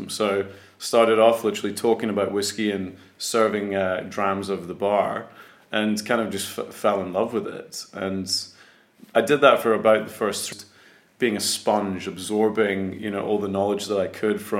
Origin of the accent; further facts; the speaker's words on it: Scotland, United Kingdom; accent: Scottish; I was born in Scotland, yes. Yeah, so I'm 100% Scottish. My, my accent, as you can hear, is not, not very thick uh, Scottish